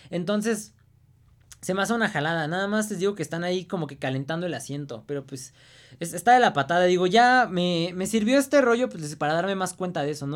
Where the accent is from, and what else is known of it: Mexico